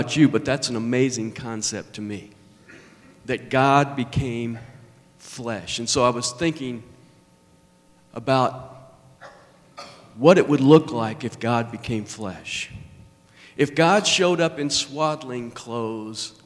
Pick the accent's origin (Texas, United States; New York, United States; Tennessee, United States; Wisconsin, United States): Tennessee, United States; Nashville; accent: southern; I was born in Nashville. That's why I have a southern accent